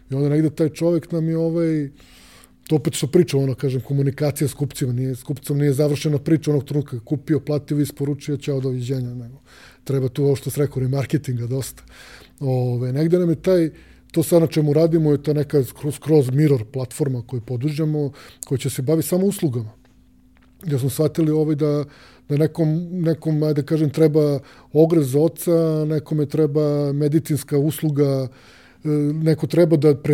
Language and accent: Croatian; Belgrade, Serbia; kod nas u Beograd